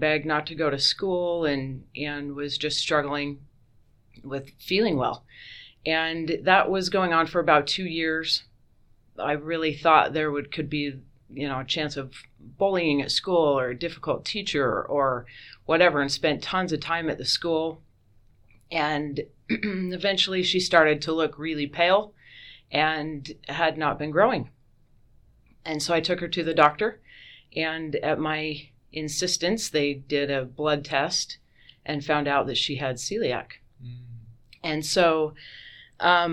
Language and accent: English; Lewiston, Utah, United States; moved away as an adult; also born or lived in Houston, Texas / Boise, Idaho; now in Nampa, United States; I grew up in Lewiston, Utah. It's in Cache Valley near Logan